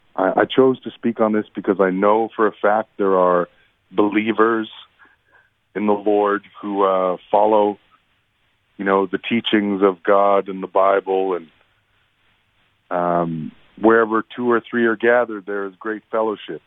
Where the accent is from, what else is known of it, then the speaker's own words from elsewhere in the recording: Peguis, Manitoba, Canada; when my dad and I would be tasked with singing at wake services and funerals growing up in Peguis.